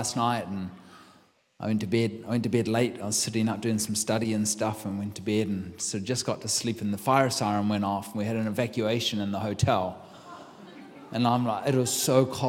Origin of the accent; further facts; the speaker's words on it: New Zealand; moved away as an adult; now in United States; I'm from New Zealand. I've been here for 15 years in the United States.